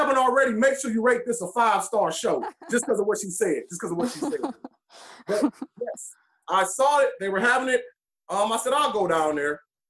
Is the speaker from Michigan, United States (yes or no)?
yes; Detroit, Michigan, United States; I am from Detroit, Michigan, 39 years old, and I am a competitive eater.